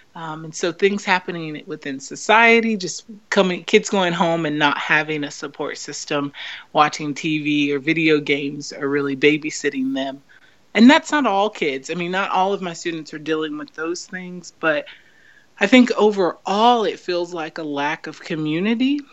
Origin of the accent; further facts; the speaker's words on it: United States; I growing up as an American